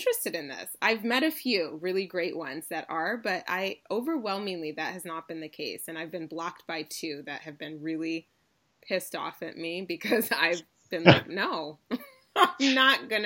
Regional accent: Ann Arbor, Michigan, United States; I'm from Ann Arbor.

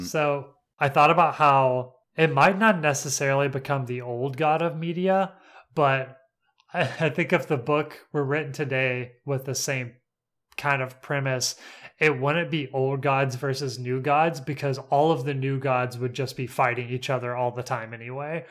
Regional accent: United States; I live on Lookout Mountain, is where I was raised

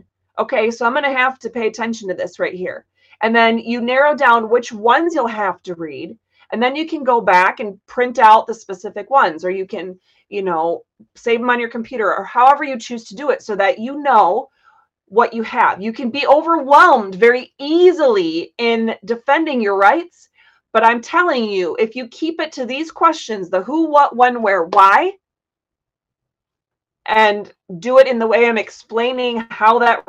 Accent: Florida, United States; I grew up in Florida, but I wasn't taught anything about the laws here

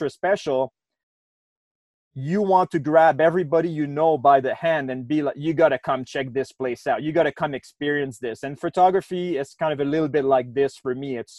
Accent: Quebec City, Quebec, Canada; now in Banff, Canada; I've lived in Banff for 10 years or so now. I'm from Quebec City originally, so Eastern Canada

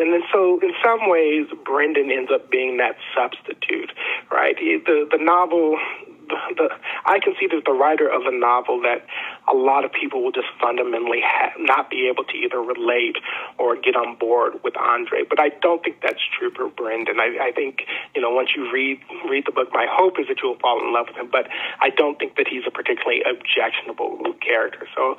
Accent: Augusta, Georgia, United States; also born or lived in Nashville / North Carolina; I was born in Nashville. I graduated from high school in Augusta, Georgia. I went to college and grad school in North Carolina.

